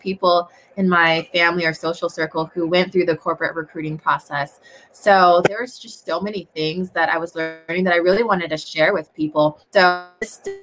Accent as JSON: {"language": "English", "town": "DuPont", "region": "Washington", "country": "United States", "tie": "born or raised there", "said": "I am in DuPont, Washington. It's about an hour and a half south of Seattle, right here at my parents' house in my high school bedroom"}